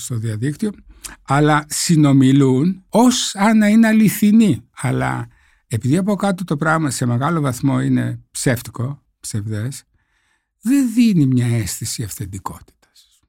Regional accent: northern Greece, Greece; είμαι από τη Βόρεια Ελλάδα

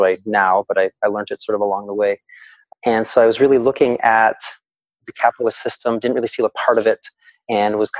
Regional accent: Kitchener, Ontario, Canada; I was born in Kitchener-Waterloo

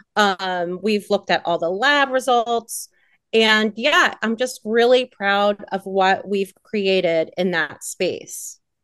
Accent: Pittsburgh, Pennsylvania, United States; I hail from Pittsburgh, PA

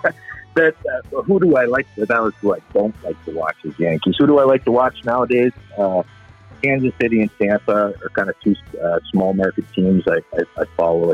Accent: Canada; growing up in Canada here

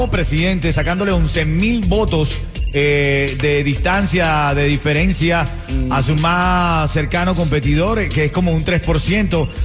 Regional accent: Venezuela; Yo como venezolano te digo, hazle caso, Háganle caso

